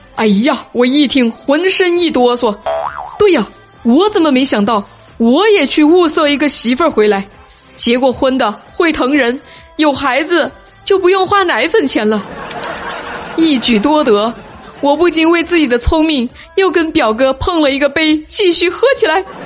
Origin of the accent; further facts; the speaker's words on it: Sichuan, China; 我是一个四川人